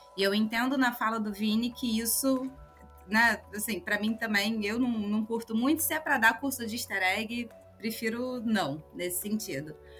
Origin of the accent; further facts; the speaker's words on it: Brazil; eu sou brasileira.